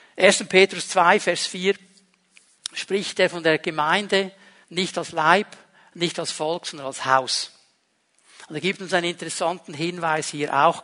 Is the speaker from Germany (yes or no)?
no; Switzerland; wir sind Schweizer.